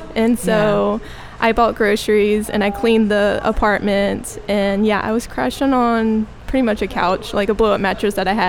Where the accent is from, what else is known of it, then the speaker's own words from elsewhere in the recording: Grayson, Louisiana, United States; accent: country; moved away as an adult; also born or lived in Nacogdoches, Texas; now in Brooklyn, United States; I'm actually from Grayson, Louisiana, which is a small town in northern Louisiana.